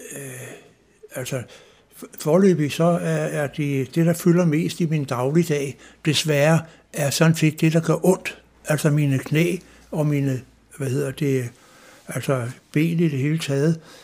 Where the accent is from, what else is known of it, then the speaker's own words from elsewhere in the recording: Klippinge, Zealand, Denmark; jeg er vokset op på Stævns i en by, der hedder Klippinge